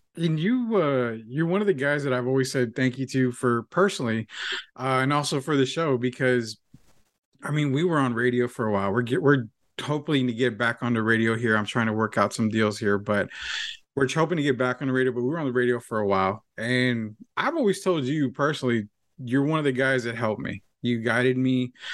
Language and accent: English; San Antonio, Texas, United States; St. Mary's University area.